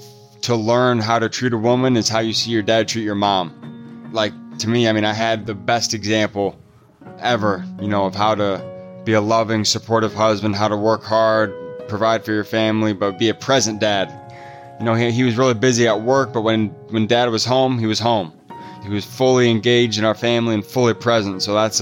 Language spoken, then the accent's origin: English; Fort Wayne, Indiana, United States; I'm from Fort Wayne, Indiana, originally. Small town, pretty not small, a couple hundred thousand people, northeast Indiana.